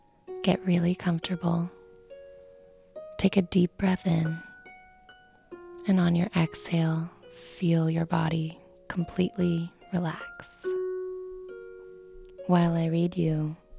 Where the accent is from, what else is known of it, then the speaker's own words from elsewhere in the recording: Vermont, United States; I was born and raised in Vermont